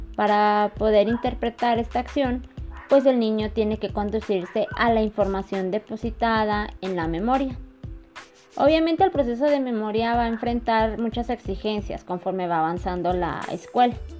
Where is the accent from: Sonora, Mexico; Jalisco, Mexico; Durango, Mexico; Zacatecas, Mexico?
Zacatecas, Mexico; Concepción del Oro; Soy de Concepción de los Zacatecas